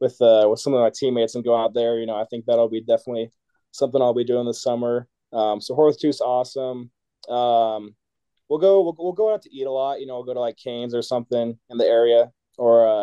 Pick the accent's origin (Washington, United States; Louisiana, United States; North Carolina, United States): Washington, United States; moved away as an adult; now in Colorado, United States; I'm from Washington